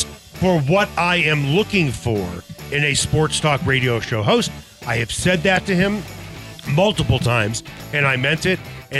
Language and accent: English; Chicago, Illinois, United States; now in Denver, United States; Growing up in Chicago